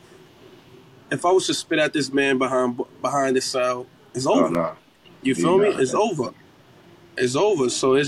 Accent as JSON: {"language": "English", "town": "New York City", "region": "New York", "country": "United States", "said": "I'm from East New York. I see that you're from East New York as well."}